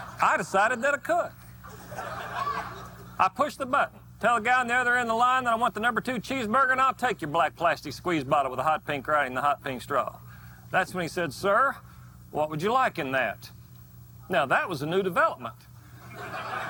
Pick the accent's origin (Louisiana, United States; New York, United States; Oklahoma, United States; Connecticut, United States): Oklahoma, United States; my home state of Oklahoma